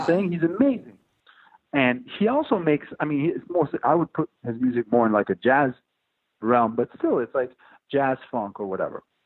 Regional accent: Montreal, Quebec, Canada; now in New York, United States; I moved out from Montreal in 2002

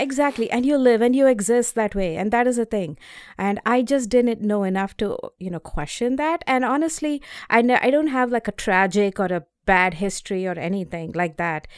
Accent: India; moved away as an adult; also born or lived in North Carolina; now in Boston, United States; I grew up in India.

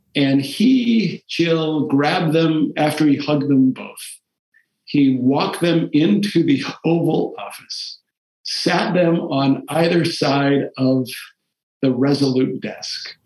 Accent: Taunton, Massachusetts, United States; first language Portuguese; English is a second language; I grew up in Taunton in the middle of a Portuguese immigrant community.

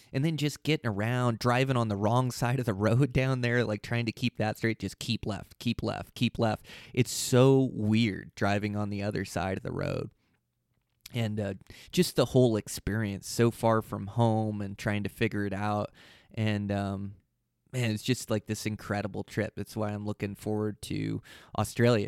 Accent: Pacific Northwest, United States; I come from the Pacific Northwest is where I was born and raised.

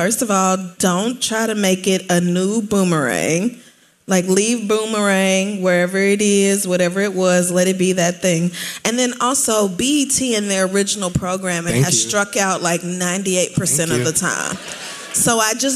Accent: the Bible Belt, United States; I grew up in the Bible Belt

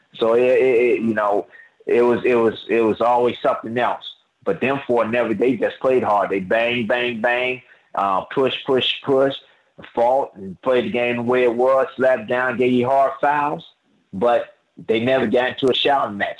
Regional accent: Chicago, Illinois, United States; I grew up that way in Chicago

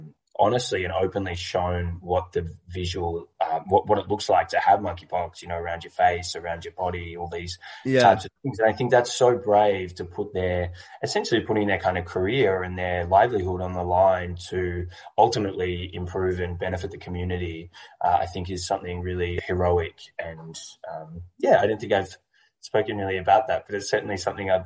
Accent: Melbourne, Victoria, Australia; I'm from Melbourne, Australia

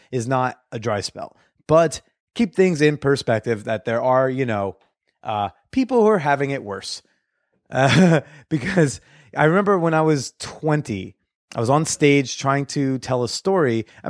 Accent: New Jersey, United States; I mean, I grew up like north of everything. So I never really got in touch with my Jersey roots.

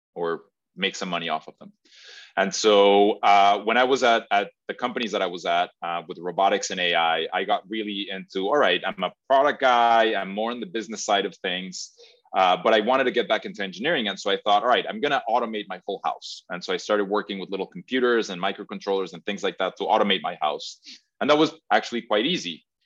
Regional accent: Mexico; now in Massachusetts, United States; I'm originally from Mexico

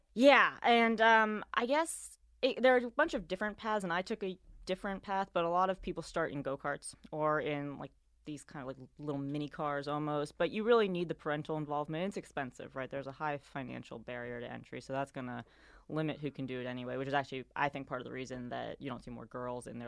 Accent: New York City, New York, United States; moved away as an adult; also born or lived in Bay Area; now in Charlotte, United States; I am from New York City

